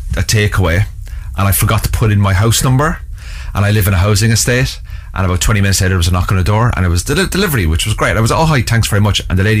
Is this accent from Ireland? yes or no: yes; Mullingar, Westmeath, Ireland; I grew up in Mullingar.